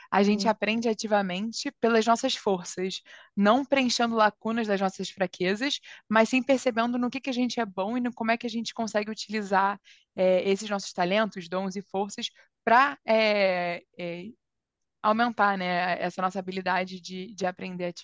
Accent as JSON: {"language": "Portuguese", "country": "Brazil"}